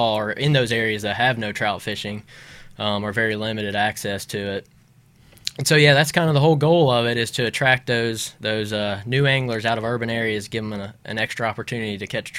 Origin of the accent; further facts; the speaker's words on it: Memphis, Tennessee, United States; also born or lived in Knoxville, Tennessee / Auburn, Alabama / Utah / Oregon; So I'm a Memphis native from West Tennessee.